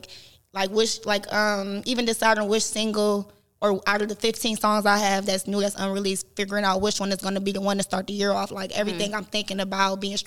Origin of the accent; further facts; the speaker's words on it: Euclid, Ohio, United States; also born or lived in Cleveland, Ohio; I grew up mostly in Euclid, but most of my family from St. Clair